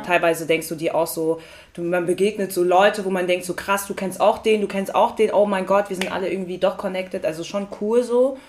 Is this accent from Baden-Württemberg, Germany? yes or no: no; Frankfurt, Hesse, Germany; also born or lived in Hattersheim; ich bin in Frankfurt geboren mhm. und habe in Sindling-Hattersheim